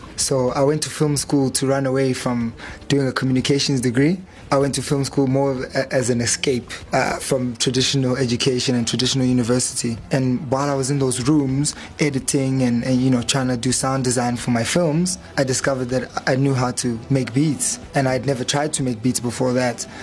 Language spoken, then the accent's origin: English; Durban, KwaZulu-Natal, South Africa; moved away; also born or lived in Pietermaritzburg / Cape Town; growing up in Durban, it felt like a family home that we see on TV